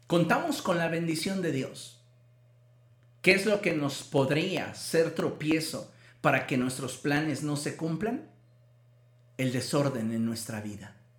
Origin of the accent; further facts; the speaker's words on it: Mexico; culturalmente como mexicanos